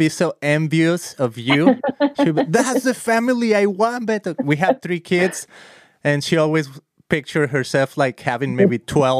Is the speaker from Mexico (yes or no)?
yes; Guadalajara, Jalisco, Mexico; moved away as an adult; now in California, United States; I am from Guadalajara, Jalisco